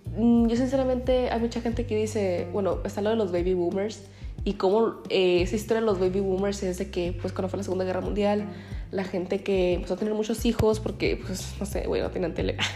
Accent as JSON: {"language": "Spanish", "town": "Ensenada", "region": "Baja California", "country": "Mexico", "said": "soy de Ensenada"}